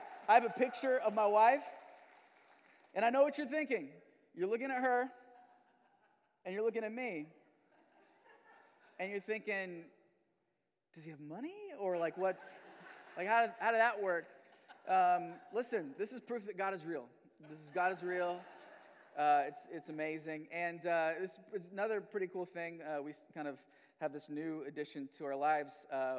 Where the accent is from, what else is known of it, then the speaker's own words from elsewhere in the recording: Manila, Metro Manila, Philippines; moved away; also born or lived in Missouri; and me and my family have lived in Missouri the last 15 years, but I'm not originally from Missouri. I was actually born and raised in Manila, Philippines.